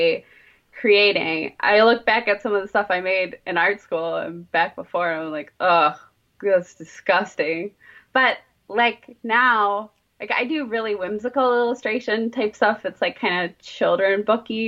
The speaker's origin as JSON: {"language": "English", "region": "Southeast Michigan", "country": "United States", "tie": "born or raised there", "also_born_or_lived": "Detroit, Michigan", "said": "I was born and raised in Southeast Michigan. I've been living in and around Detroit for the past 13 years"}